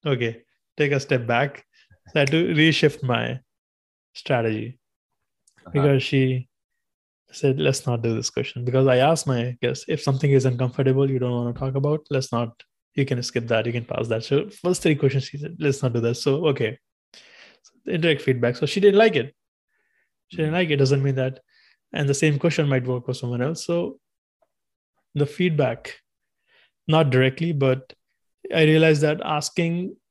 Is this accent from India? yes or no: yes; India; English is a second language; moved away as an adult; now in United States; when I was 14, growing up in India, we had our subjects, everything in English, but we didn't speak English.